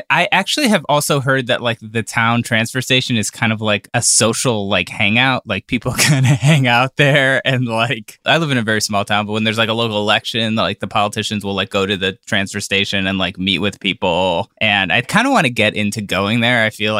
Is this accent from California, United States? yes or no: no; Cleveland, Ohio, United States; I was, like, 20, and I was like, wait, I have to pay you, like, $3,000 for working in my hometown